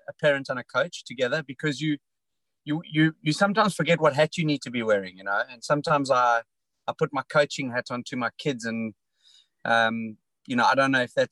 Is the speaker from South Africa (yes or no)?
yes; South Africa; I came from a rugby and cricket background as a South African